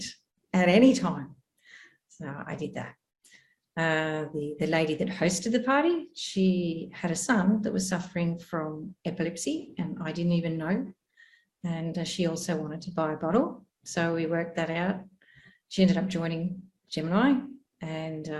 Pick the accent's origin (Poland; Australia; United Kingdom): Australia; moved away as an adult; now in Amman, Jordan; from Australia. We've come from a farm where I'm pretty remote out there to a big city. So quite the opposite, a big city called Amman in Jordan.